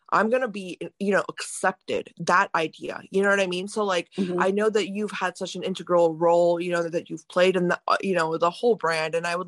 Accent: India; I come from a, you know, a conservative family, you know, being Indian, mm-hmm. Indian parents are very strict.

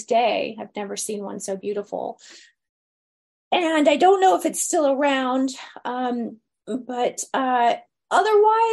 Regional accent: United States; now in Los Angeles, United States; I was from America

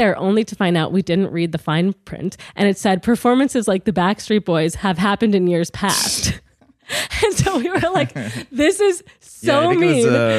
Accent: Midwest, United States; moved away; I'm from the Midwest

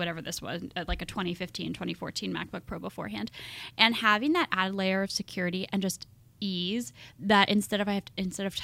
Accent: Philadelphia, Pennsylvania, United States; I'm from Philadelphia

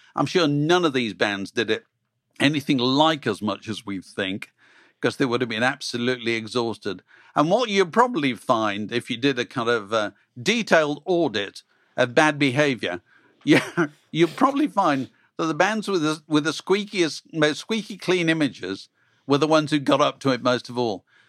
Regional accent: England, United Kingdom; people like me growing up, because you suddenly thought being English, British, was a kind of cool thing to be

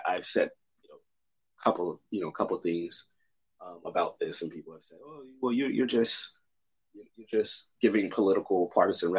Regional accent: United States; as an American

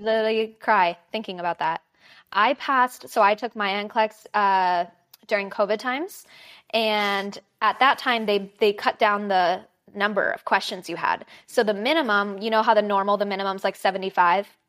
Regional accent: Los Angeles, California, United States; I'm from Los Angeles. So, born and raised here, never really left

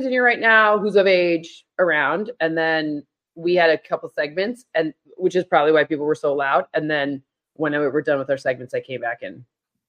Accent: Detroit, Michigan, United States; born or raised there; moved away

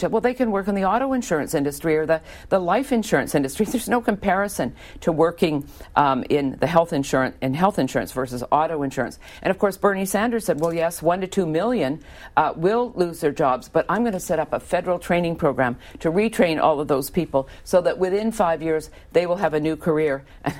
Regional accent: Vancouver, British Columbia, Canada; now in United States; I'm from Vancouver, so sort of similar areas, both British Columbia and Washington State, very liberal.

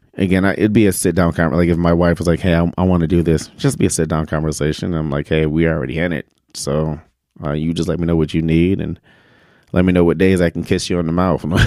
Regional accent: Detroit, Michigan, United States; we grew up in Detroit and Detroit's dirty.

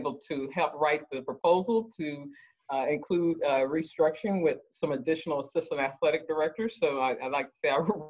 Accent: Dallas, Texas, United States; I'm from Dallas, Texas

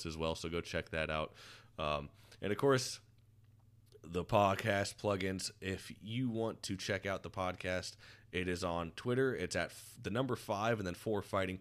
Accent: Florida, United States; growing up down in Florida

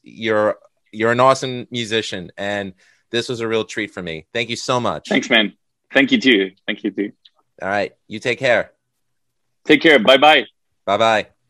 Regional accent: United States; as an American

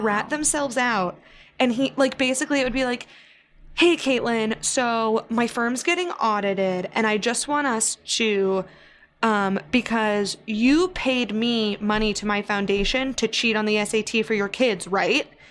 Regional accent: Missouri, United States; also born or lived in New York area; now in New York, United States; I grew up in Missouri

